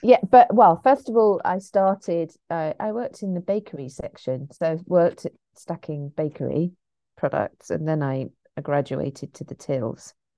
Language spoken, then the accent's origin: English; St Albans, East of England, United Kingdom; I'm from Saint Albans, which is just outside London